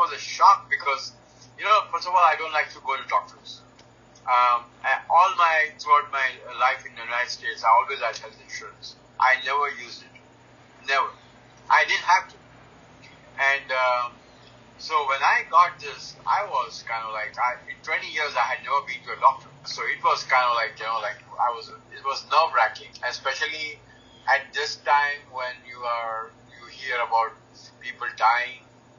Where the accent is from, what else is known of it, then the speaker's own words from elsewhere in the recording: India; born there; You know, because I was born in India, and you know, I was vegetarian.